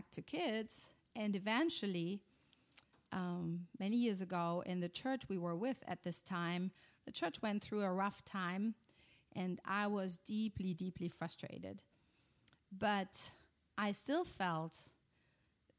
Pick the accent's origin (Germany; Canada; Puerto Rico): Germany; English is a second language; moved away as an adult; Yeah, I'm from Germany. We live here since 14 years. Came here with our 4 sons 14 years ago